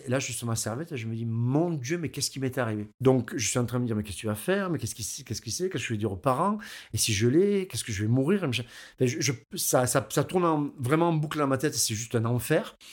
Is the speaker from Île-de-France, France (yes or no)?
no; Aigues-Mortes, Occitania, France; je suis d'Aigues-Mortes, je suis un local